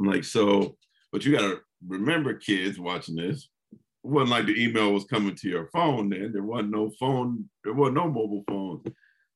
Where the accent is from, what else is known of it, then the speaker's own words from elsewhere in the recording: San Jose, California, United States; Growing up in San Jose